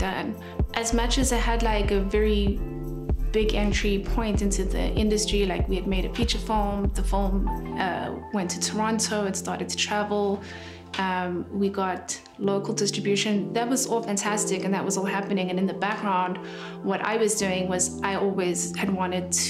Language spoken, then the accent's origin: English; Johannesburg, Gauteng, South Africa; I was born in Johannesburg, and I come from quite a big family